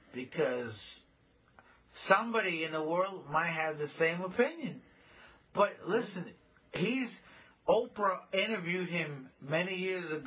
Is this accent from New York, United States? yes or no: yes; New York, United States; also born or lived in El Salvador; I come from El Salvador and I'm New York bred